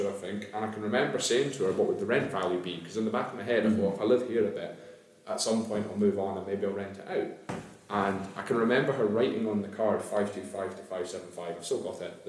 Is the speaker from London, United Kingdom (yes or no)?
no; near Stonehaven, Scotland, United Kingdom; moved away as an adult; now in Dunfermline, United Kingdom; I didn't grow up in Dunfermline, I grew up near Stonehaven